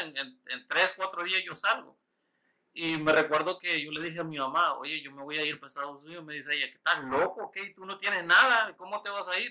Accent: Usulután, El Salvador; moved away; also born or lived in Winchester; yo nací en San Salvador, pero nací en un pueblito que se llama Usulután.

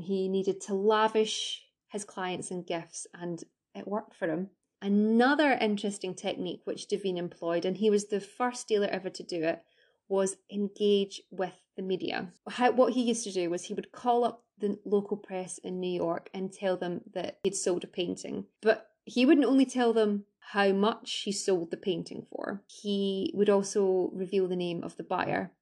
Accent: Scotland, United Kingdom; I'm Scottish

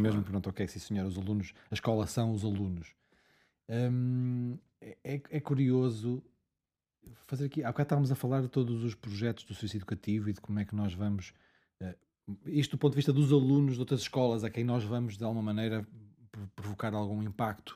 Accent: Angola; moved away; eu nasci em Angola e nunca mais lá voltei

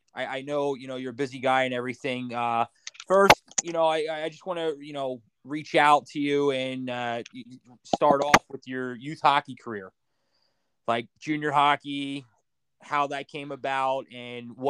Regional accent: Philadelphia, Pennsylvania, United States; I grew up in Philly, Flyers fan.

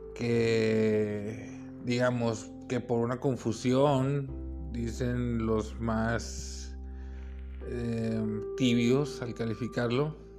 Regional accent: Mexico; Yo también soy mexicano

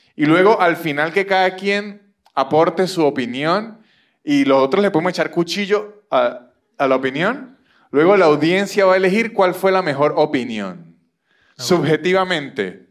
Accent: Venezuela; now in Argentina; soy venezolano

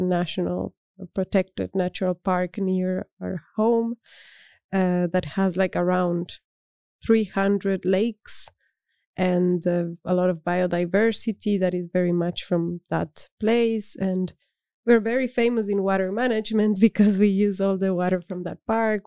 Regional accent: Cuenca, Azuay, Ecuador; now in Netherlands; I grew up in Cuenca, which is a city in the Andes.

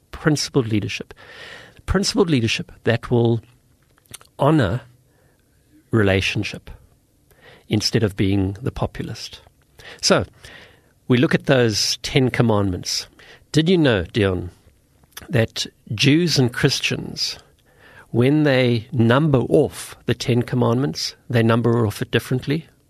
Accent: South Africa; I come from South Africa

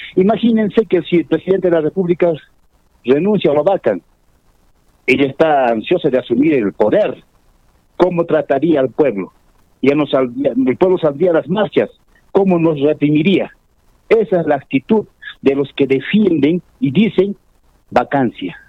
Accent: Ácora, Puno, Peru; Yo soy de Ácora

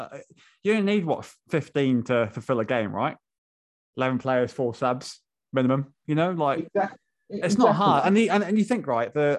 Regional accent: Wales, United Kingdom; I'm Welsh, not British

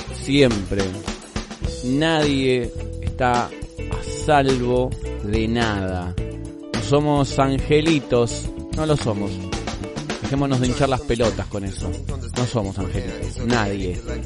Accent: Argentina; nuestra forma de hablar. El che, boludo, siempre presente en nuestro vocabulario

